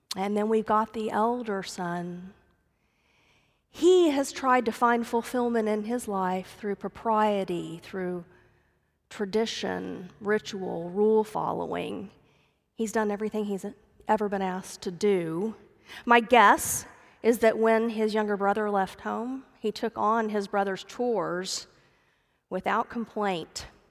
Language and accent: English; Dallas, Texas, United States; I grew up in the Dallas area